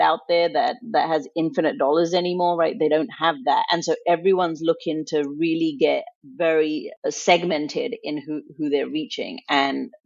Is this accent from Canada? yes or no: no; England, United Kingdom; also born or lived in India; now in United States; I grew up in England. My mom decided to move us from India to England when I was in preschool